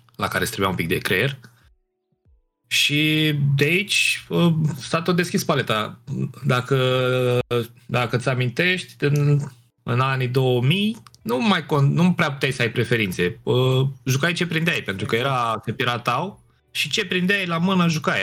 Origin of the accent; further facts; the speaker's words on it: Piatra Neamț, Neamț County, Romania; Eu sunt din Piatra Neamț, acolo am copilărit